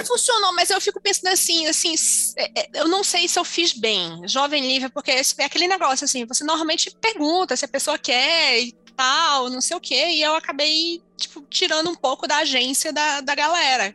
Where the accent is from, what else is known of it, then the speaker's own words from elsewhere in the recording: Manaus, Amazonas, Brazil; Região norte, eu sou de Manaus.